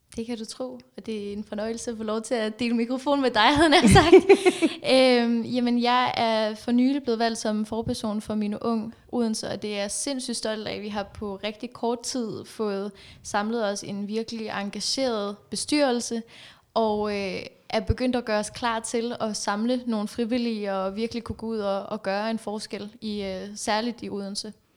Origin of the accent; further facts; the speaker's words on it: Afghanistan; now in Denmark; jeg kommer fra Afghanistan.